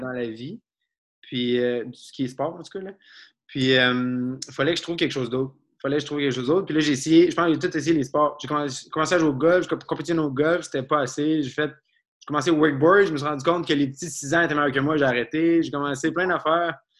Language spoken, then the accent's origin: French; Abitibi, northern Quebec, Canada; moved away; je viens de la dans le nord du Québec